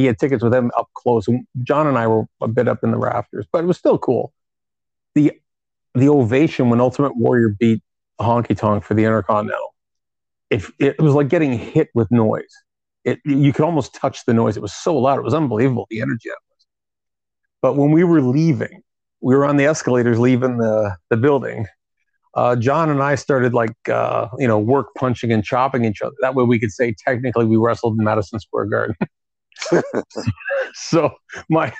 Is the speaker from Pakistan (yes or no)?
no; Toronto, Ontario, Canada; I'm from Toronto